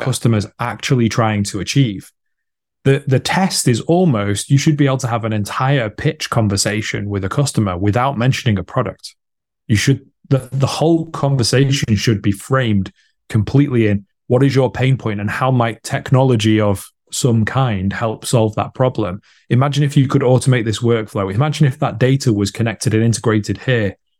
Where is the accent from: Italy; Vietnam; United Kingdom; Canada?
United Kingdom; I'm British, based in the U K